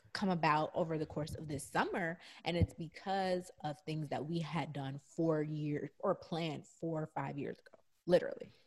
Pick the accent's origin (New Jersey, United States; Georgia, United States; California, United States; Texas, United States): Georgia, United States; Atlanta; moved away; I had gone back home this entire summer. So I was in, you know, my hometown, Atlanta